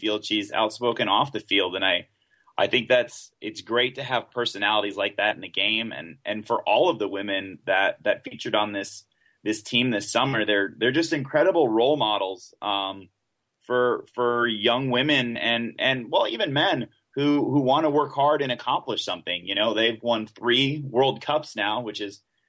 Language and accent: English; United States; also born or lived in Honduras; as an American